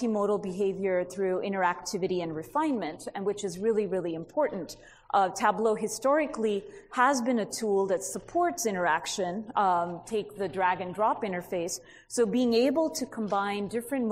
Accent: California, United States; I'm from California

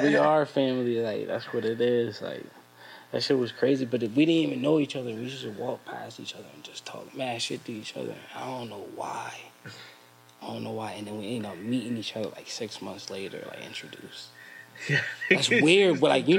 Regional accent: Bridgeport, Connecticut, United States; also born or lived in Stratford, Connecticut / Florida; I'm from Bridgeport. I moved to Stratford schooling

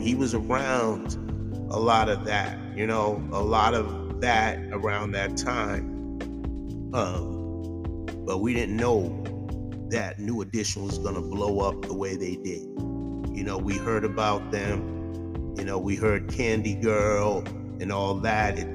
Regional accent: Boston, Massachusetts, United States; I'm from Mattapan

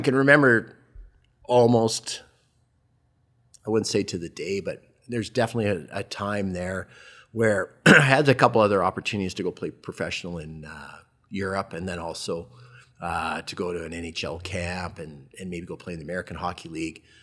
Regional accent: Calgary, Alberta, Canada; also born or lived in Edmonton / Southern Ontario; a resident of Calgary from the time I was three years old onward. But fast forward, went to, went to high school at Queenie

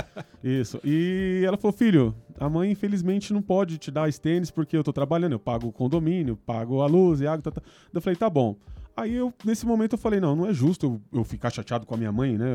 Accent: São Paulo, Brazil; also born or lived in Vila Carrão, São Paulo; Fui para muito novo, muito novo para periferia, para cidade de Tiradentes. Né? Fomos, nos mudamos para lá e tal. Um lugar, o extremo leste, longe de, de tudo, do centro e tal. Bom, cresci lá

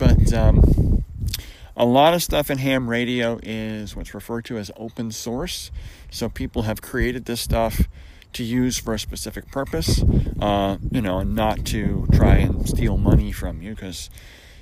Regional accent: Syracuse, New York, United States; I grew up in Syracuse

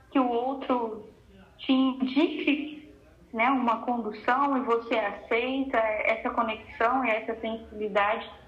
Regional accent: Jacarezinho, Paraná, Brazil; Para quem não sabe, eu sou do Paraná, de Jacarezinho, e na minha cidade eu sempre tive contato com a música, né?

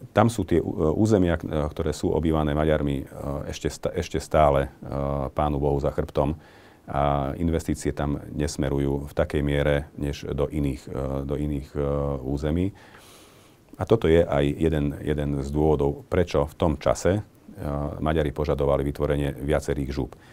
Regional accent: Medzibodrožie, Košice Region, Slovakia; hlavne tam na medzibodroží, odkiaľ pochádzam

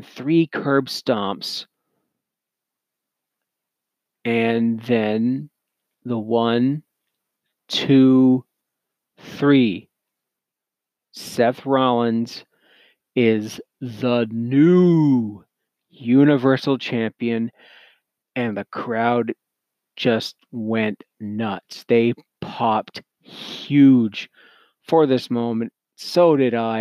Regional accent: Canada; I'm Canadian

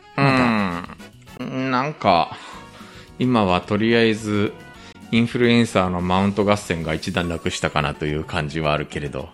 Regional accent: Japan; also born or lived in South Korea; 日本生まれ韓国在住経験あり

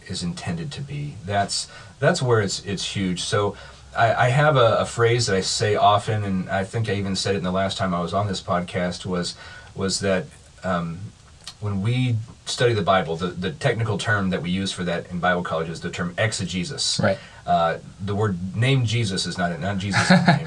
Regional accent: Kansas, United States; moved away as an adult; also born or lived in Missouri / Illinois; I grew up in Kansas, uh, was in grad school, went to college in Missouri, was in grad school in Illinois

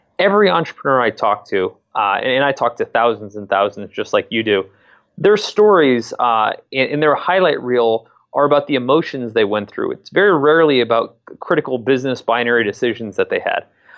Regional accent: Connecticut, United States; now in Columbus, United States; And I'm not from Columbus myself. I grew up in Southern Connecticut, and I came out to go to school here in my second year at the Ohio State University.

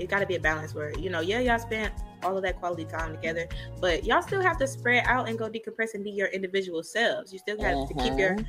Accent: St. Louis, Missouri, United States; you know I'm from St. Louis, Missouri. You know they call it the Mo

